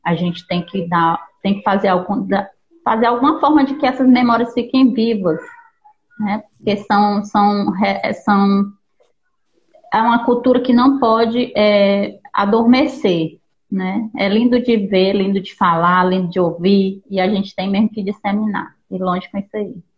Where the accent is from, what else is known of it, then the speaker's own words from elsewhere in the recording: Teresina, Piauí, Brazil; Eu sou de Teresina, no Piauí